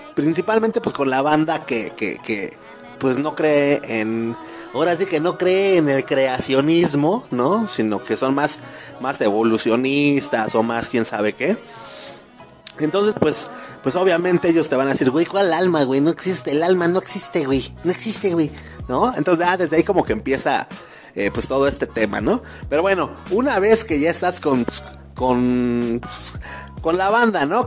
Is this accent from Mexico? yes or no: yes; Mexico; como buen mexicano